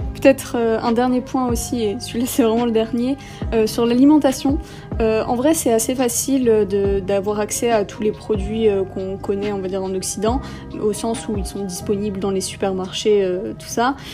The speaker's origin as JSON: {"language": "French", "town": "Bastia", "region": "Corsica", "country": "France", "tie": "born or raised there", "also_born_or_lived": "Menton", "moved": "as an adult", "lives_now": "Jerusalem, Israel", "said": "j'ai grandi à Bastia euh, près de en Haute-Corse"}